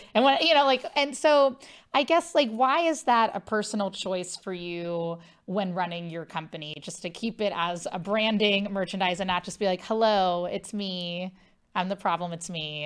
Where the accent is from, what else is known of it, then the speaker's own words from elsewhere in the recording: Cincinnati, Ohio, United States; I'm from Ohio, Cincinnati.